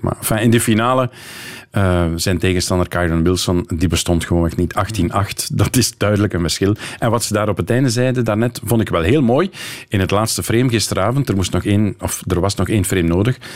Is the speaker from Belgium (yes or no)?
yes; Kortrijk, Flanders, Belgium; als Kortrijkzaan